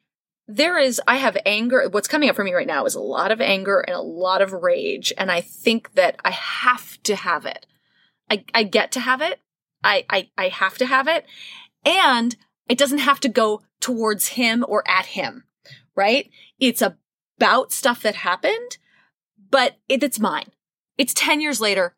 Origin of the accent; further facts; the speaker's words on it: New York City, New York, United States; I grew up in New York City, classic New York apartment